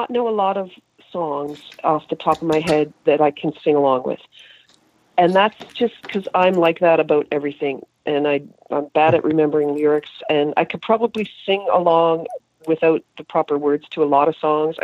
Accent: Halifax, Nova Scotia, Canada; moved away; growing up in Halifax

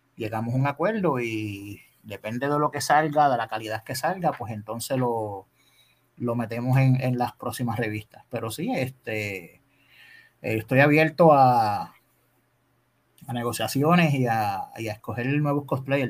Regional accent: Adjuntas, Puerto Rico; moved away as an adult; also born or lived in Ponce, Puerto Rico; now in Dorado, Puerto Rico; Yo soy nacido en Ponce y criado en Adjuntas, Puerto Rico

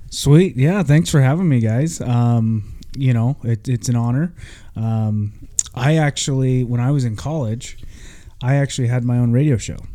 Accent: Vancouver, Washington, United States; I grew up in Vancouver

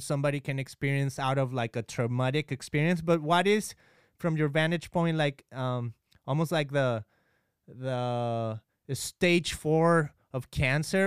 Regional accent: Mexico; we are from Mexico

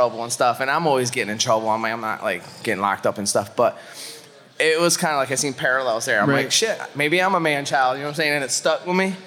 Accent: Pittsfield, Massachusetts, United States; I am a Northeast guy at heart because I grew up in Pittsfield, Massachusetts

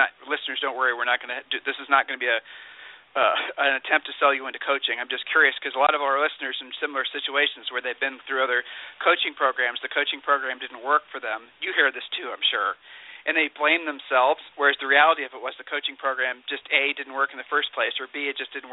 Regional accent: Ohio, United States; I'm from Ohio. And, being a Midwesterner, being a Midwesterner

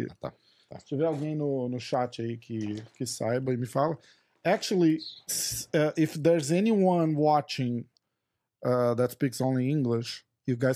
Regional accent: Brazil; porque a gente é brasileiro.

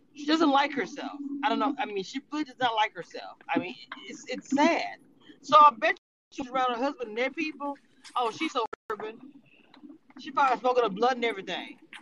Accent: Louisiana, United States; I'm from Louisiana, we're Creole

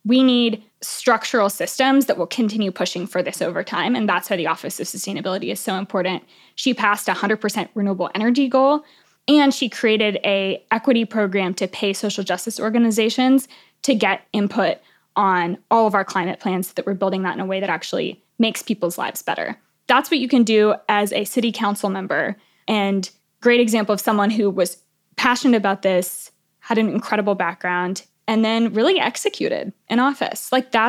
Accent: Houston, Texas, United States; where I grew up in Houston.

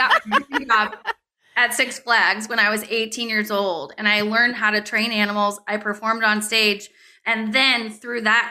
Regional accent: St. Louis, Missouri, United States; I grew up in St. Louis

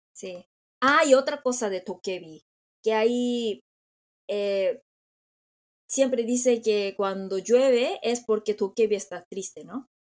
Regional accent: South Korea; Spanish is a second language; soy coreana

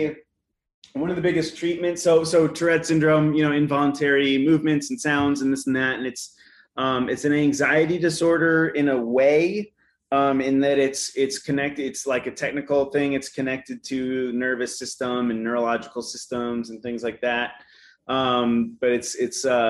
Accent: Asheville, North Carolina, United States; moved away as an adult; also born or lived in College Station, Texas; now in Austin, United States; I grew up in Asheville, North Carolina

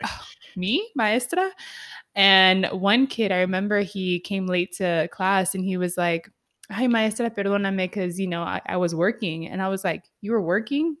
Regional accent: San Diego, California, United States; I grew up in San Diego, which is heavy in Mexican culture

